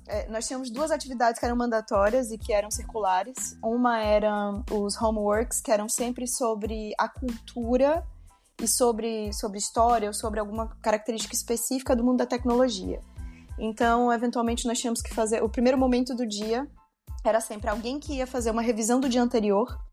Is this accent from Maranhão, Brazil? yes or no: yes; São Luís, Maranhão, Brazil; moved away as an adult; also born or lived in São Paulo, Brazil / Rio Grande do Sul, Brazil; now in Porto, Portugal; Eu sou de São Luís do Maranhão, mas me mudei para São Paulo